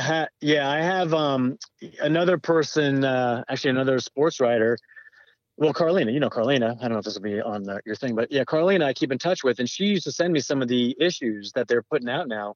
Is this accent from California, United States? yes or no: yes; Southern California, United States; I grew up in Southern California